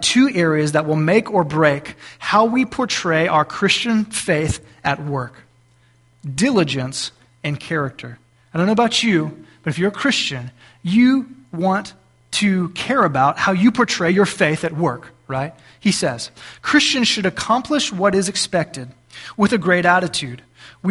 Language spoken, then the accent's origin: English; South Texas, United States; now in Cissna Park, United States; we're from South Texas.